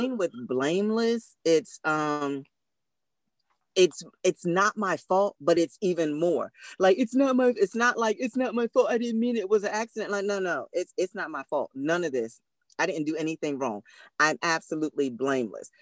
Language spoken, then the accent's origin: English; Philadelphia, Pennsylvania, United States; we're from Philly